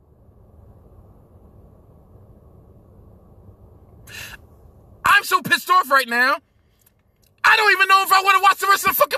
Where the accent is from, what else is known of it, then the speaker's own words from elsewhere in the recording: New York City, New York, United States; I'm a Brooklynite, born and raised in Brooklyn